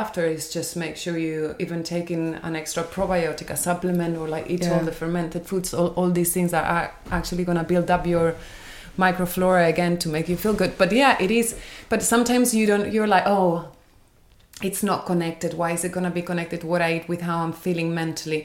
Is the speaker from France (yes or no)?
no; Spain; moved away as an adult; I grew up in Spain, so it's completely different